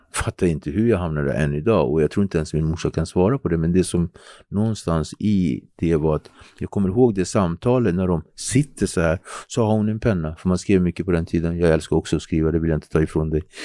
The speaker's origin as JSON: {"language": "Swedish", "town": "Nacka", "region": "Stockholm County", "country": "Sweden", "tie": "born or raised there", "also_born_or_lived": "Cape Verde (heritage) / Henriksdalsringen, Nacka", "said": "Jag kommer från Ektorp. Ektorp är pittoreskt, idylliskt."}